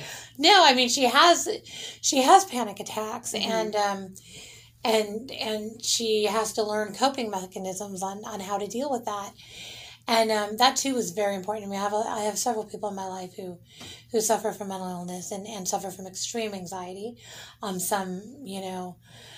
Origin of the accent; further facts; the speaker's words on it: San Diego, California, United States; San Diego's my hometown